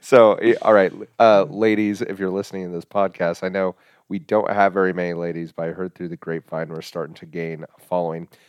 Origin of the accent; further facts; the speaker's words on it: Hays, Kansas, United States; I was born and raised in Hayes, Kansas.